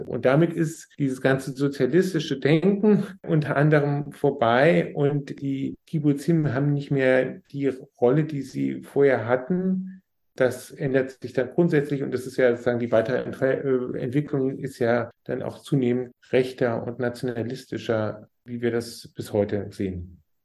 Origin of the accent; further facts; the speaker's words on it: Germany; für uns als Deutsche